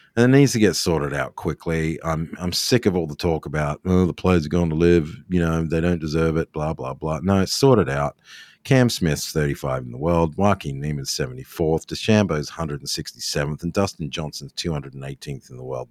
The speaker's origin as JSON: {"language": "English", "country": "Australia", "moved": "yes", "said": "me being Australian"}